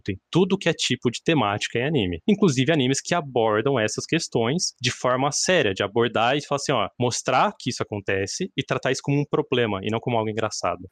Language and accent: Portuguese; Brazil; nós brasileiros